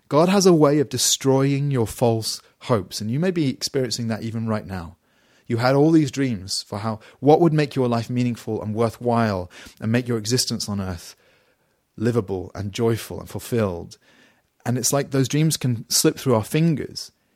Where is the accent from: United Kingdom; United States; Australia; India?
United Kingdom